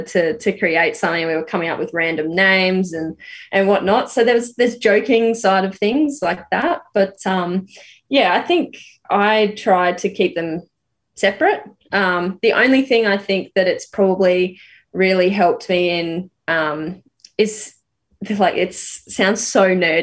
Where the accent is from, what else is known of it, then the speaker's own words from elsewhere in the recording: Rockhampton, Queensland, Australia; also born or lived in Brisbane; growing up in Rocky in a regional area